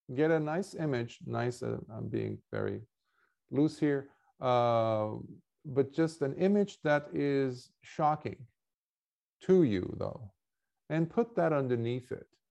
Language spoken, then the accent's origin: English; Lebanon; moved away; I grew up in wartime in Lebanon